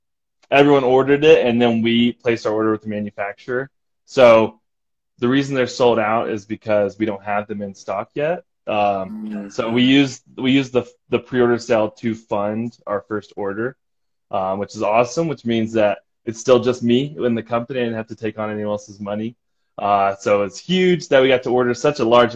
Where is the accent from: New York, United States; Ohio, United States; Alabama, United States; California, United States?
Alabama, United States; Pell City; moved away as an adult; now in Logan, Utah, United States; I'm from Alabama, a little town called Pell City, and I grew up there and then moved away to go to college here in Logan when I turned 21